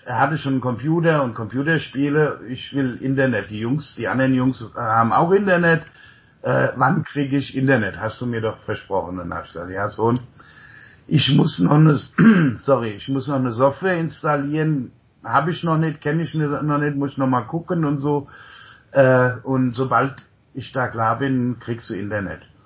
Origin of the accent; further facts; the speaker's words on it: near Mainz, Rhineland-Palatinate, Germany; also born or lived in Untertaunus, Hesse / United States; ich bin im Untertaunus geboren, in einem kleinen Dorf, damals 150 Einwohner und äh, bin in der Nähe von Mainz aufgewachsen